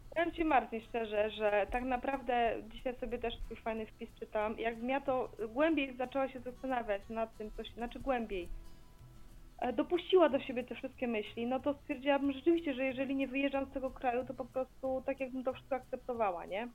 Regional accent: Białystok, Podlaskie Voivodeship, Poland; ja też jestem z Białegostoku

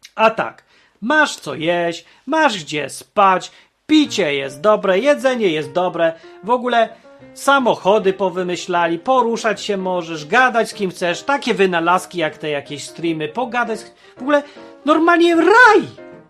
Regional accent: Poland; moved away; also born or lived in Ukraine / Warsaw / the West; się wychowałem w pie, w P R L-u

